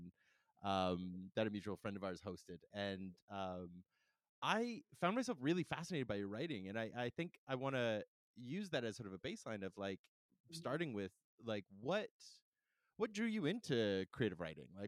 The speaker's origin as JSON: {"language": "English", "town": "Calgary", "region": "Alberta", "country": "Canada", "tie": "born or raised there", "also_born_or_lived": "Saskatoon", "moved": "yes", "lives_now": "Vancouver, Canada", "said": "I grew up in Calgary"}